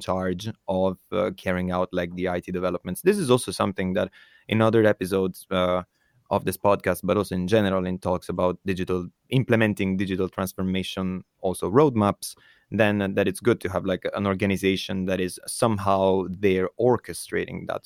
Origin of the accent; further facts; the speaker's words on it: Italy; moved away; my home country, for example, Italy